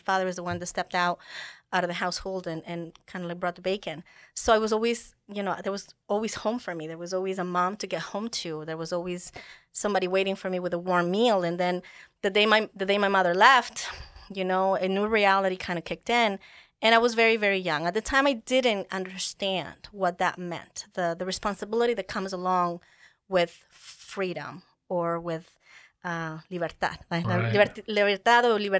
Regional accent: United States; moved away; but many think that I don't have as thick of an accent as I guess people might expect of me since I came from the United States.

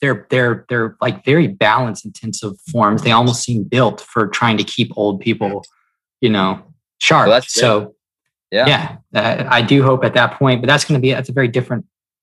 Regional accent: the South, United States; And I'm from the South, so I can say this.

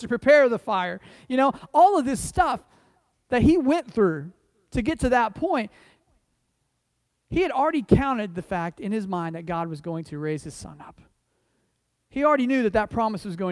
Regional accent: United States; I say that as an American, understand. I say that as someone who's, my family's been here a long time

